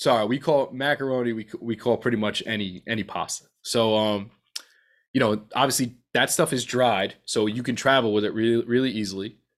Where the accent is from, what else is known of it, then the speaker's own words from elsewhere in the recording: New York, United States; being a New Yorker